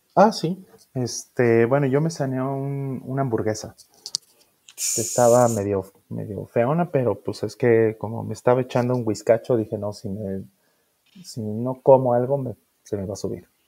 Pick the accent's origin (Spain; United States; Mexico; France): Mexico; como los mexicanos